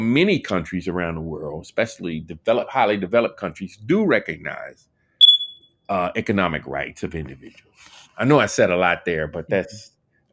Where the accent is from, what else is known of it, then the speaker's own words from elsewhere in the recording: Washington, District of Columbia, United States; I grew up in Washington D.C.